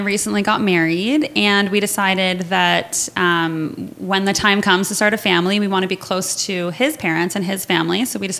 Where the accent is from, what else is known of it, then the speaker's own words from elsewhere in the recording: Kitchener, Ontario, Canada; I ended up in Kitchener, which is my hometown